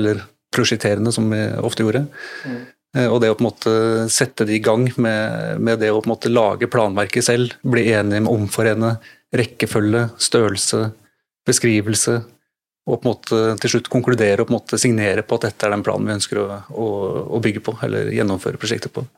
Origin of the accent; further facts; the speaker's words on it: Drammen, Buskerud, Norway; så er jeg drammenser